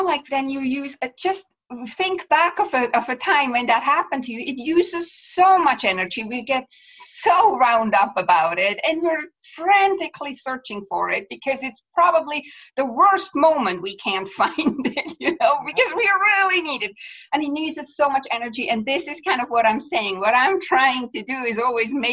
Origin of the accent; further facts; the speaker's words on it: Switzerland; moved away as an adult; now in Vancouver, Canada; I'm from Switzerland originally, but I live in Vancouver, BC, Canada for the last, 17 years.